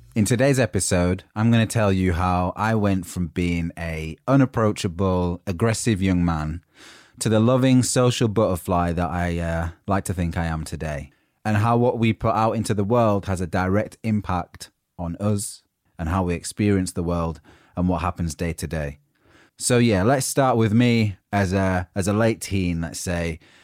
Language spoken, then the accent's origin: English; United Kingdom; accent: northern; moved away as an adult; now in London, United Kingdom; people had seen me as the grumpy northerner, and my accent was already a standout thing